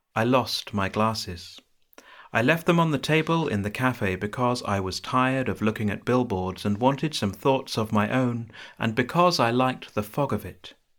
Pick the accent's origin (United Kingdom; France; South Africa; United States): United Kingdom; South East England; now in Bristol, United Kingdom; I'm from the southeast of England. I'm not from London.